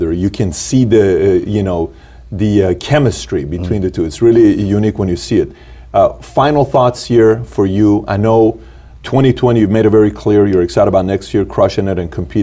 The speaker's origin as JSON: {"language": "English", "country": "Iran", "moved": "yes", "said": "I'm from Iran"}